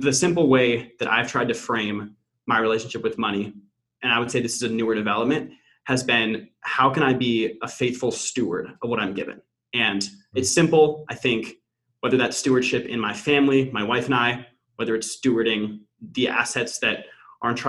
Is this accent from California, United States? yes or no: yes; Pasadena, California, United States; moved away as an adult; also born or lived in Notre Dame, Indiana; now in Boston, United States; I born and raised in SoCal, actually pretty close to where TT is now, Pasadena area.